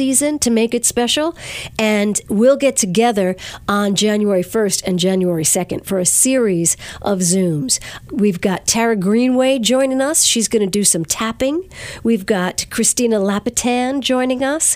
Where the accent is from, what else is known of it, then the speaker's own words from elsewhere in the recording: Verplanck, New York, United States; Mount Carmel Hall in Verplank, my hometown